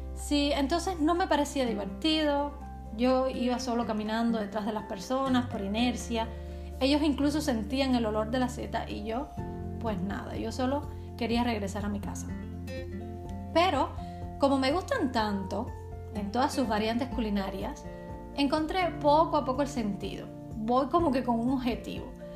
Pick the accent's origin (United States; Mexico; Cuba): Cuba; now in Czech Republic; En Cuba somos gente de playa